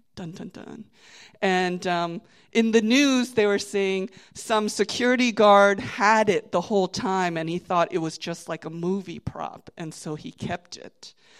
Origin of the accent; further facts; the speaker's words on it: Virginia, United States; now in New Jersey, United States; I'm from Virginia